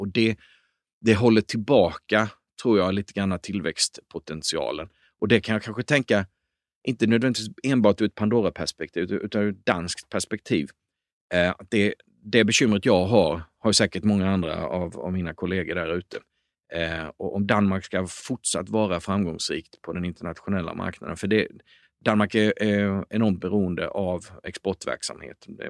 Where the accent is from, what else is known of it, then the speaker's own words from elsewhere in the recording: Småland, Sweden; jag är uppväxt i Småland